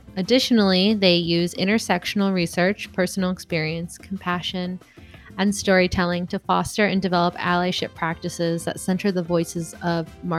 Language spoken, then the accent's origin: English; Chicago, Illinois, United States; So we're both from the Chicago area.